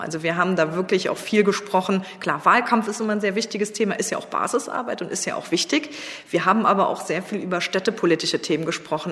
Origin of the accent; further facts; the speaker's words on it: Trier, Rhineland-Palatinate, Germany; Ich bin im Ortsverein Trier Mitte eingetreten. Ähm, meine Heimatstadt